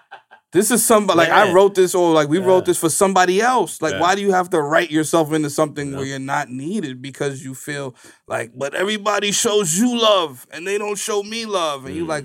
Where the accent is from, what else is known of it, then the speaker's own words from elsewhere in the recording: Bronx, New York, United States; I'm not saying I'm the funniest from the Bronx, but I'm just saying, like, you know, I can act